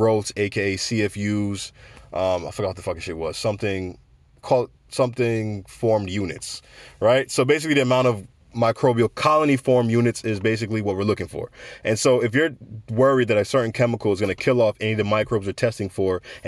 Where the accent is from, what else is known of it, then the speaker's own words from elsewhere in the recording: United States; I grew up in America